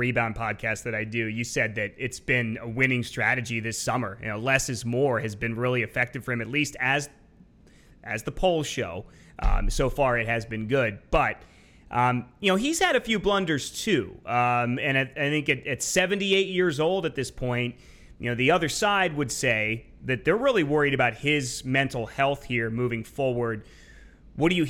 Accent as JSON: {"language": "English", "town": "York", "region": "Pennsylvania", "country": "United States", "tie": "born or raised there", "said": "I grew up in York, Pennsylvania"}